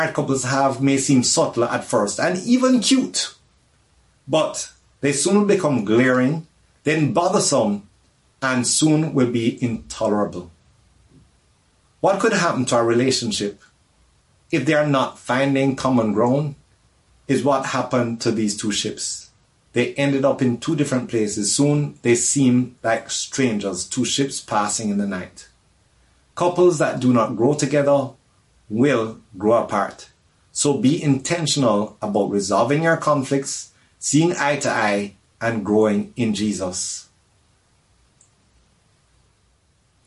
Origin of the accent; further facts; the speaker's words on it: Jamaica; now in Los Angeles, United States; I'm from Jamaica.